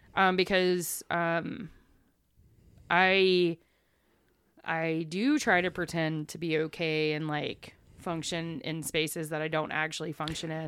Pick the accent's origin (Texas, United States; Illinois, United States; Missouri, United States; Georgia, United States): Texas, United States; East; accent: southern; moved away; also born or lived in Buffalo, New York / Louisiana; I grew up in East Texas, one A school